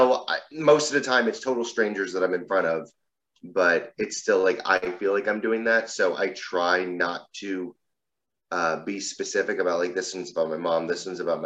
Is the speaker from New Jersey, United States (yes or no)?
yes; New Jersey, United States; I live in New Jersey. I've lived here just about my entire life